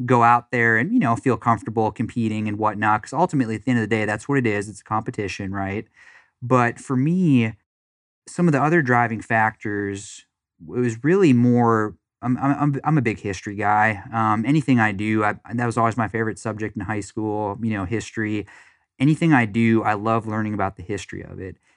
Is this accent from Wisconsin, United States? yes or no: yes; Wisconsin, United States; also born or lived in Florida; now in Dallas, United States; I grew up in Wisconsin